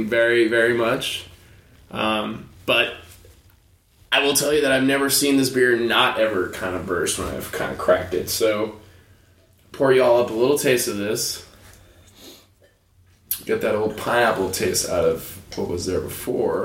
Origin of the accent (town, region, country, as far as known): United States